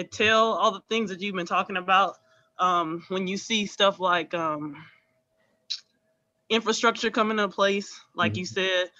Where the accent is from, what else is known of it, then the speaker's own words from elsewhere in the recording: Houston, Texas, United States; I'm originally from Houston. My dad was born and raised in Fifth Ward.